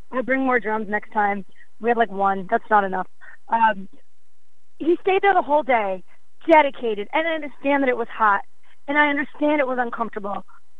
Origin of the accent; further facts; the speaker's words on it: Northeast, United States; because I'm from the Northeast.